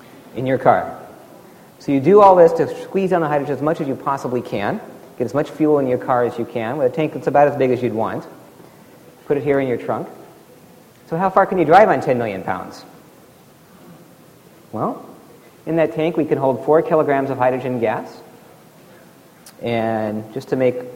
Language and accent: English; Alaska, United States; Here's where I grew up in Alaska, 0 degrees